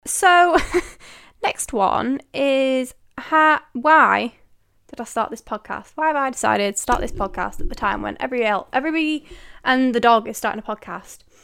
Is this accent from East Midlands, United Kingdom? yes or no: no; Manchester, North West England, United Kingdom; I am from the United Kingdom. Manchester way to be precise.